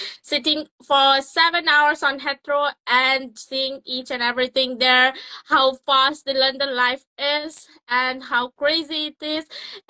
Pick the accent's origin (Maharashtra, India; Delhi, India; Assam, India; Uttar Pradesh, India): Uttar Pradesh, India; moved away as an adult; now in Cambridge, United Kingdom; I'm from Uttar Pradesh, India, but currently based in Cambridge, UK, continuing my studies in BSc Honours Forensic Science at Anglia Ruskin University.